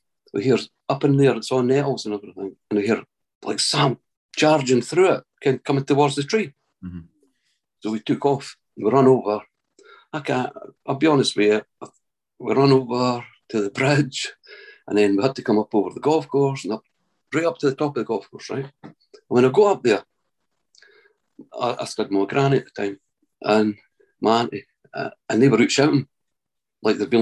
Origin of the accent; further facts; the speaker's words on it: Scotland, United Kingdom; I'm from Midlothian, Scotland